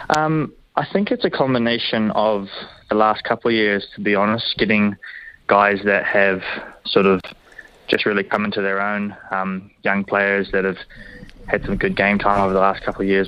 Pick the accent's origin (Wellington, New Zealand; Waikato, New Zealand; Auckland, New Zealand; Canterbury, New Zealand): Waikato, New Zealand; Hamilton; growing up, born here